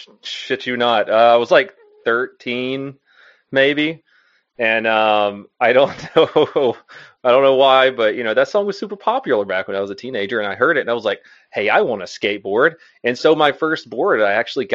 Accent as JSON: {"language": "English", "town": "Florence", "region": "Alabama", "country": "United States", "tie": "born or raised there", "said": "Yeah, I grew up in Florence, Alabama. And yeah, there wasn't much of a skate scene there"}